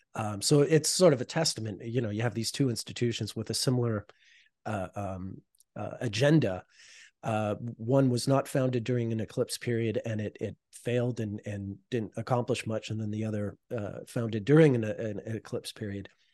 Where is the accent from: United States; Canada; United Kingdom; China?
Canada; I'm Canadian